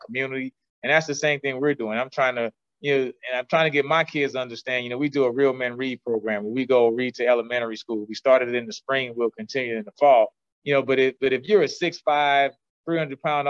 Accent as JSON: {"language": "English", "town": "New Orleans", "region": "Louisiana", "country": "United States", "tie": "born or raised there", "said": "I grew up in New Orleans"}